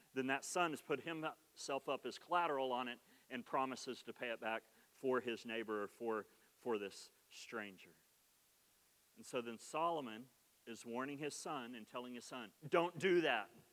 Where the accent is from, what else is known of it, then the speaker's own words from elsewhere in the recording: Oklahoma, United States; accent: Oklahoma; my Oklahoma accent